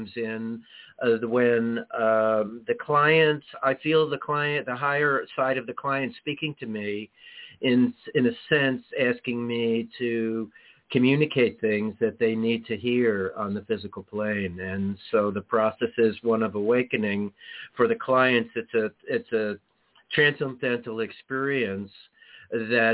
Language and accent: English; New York City, New York, United States; moved away as an adult; also born or lived in California; I grew up in Manhattan